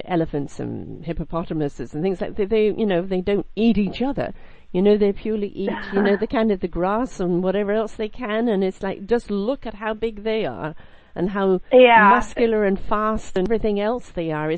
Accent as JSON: {"language": "English", "country": "United Kingdom", "said": "I'm British"}